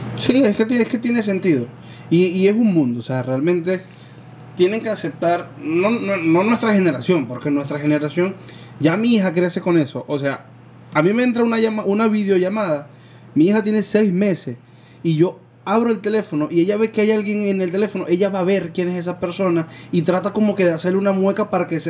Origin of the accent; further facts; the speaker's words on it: Venezuela; moved away; ya yo no vivo en Venezuela